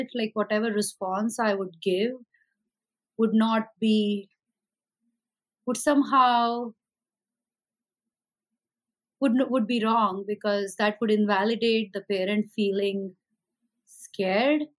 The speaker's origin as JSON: {"language": "English", "country": "India", "tie": "born or raised there", "moved": "as an adult", "lives_now": "United States", "said": "I came originally from India. I'm an American citizen, but I've been in this country for the last 20 years."}